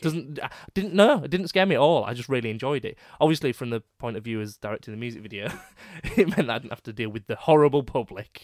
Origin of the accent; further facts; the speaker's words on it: Leeds, Yorkshire and the Humber, United Kingdom; also born or lived in Headingley; I'm from Crossgates